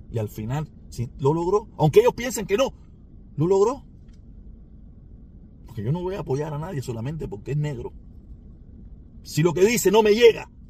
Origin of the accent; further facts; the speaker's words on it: Cuba; moved away; si muchos de nosotros nos fuimos de Cuba sin que nadie nos hiciera nada.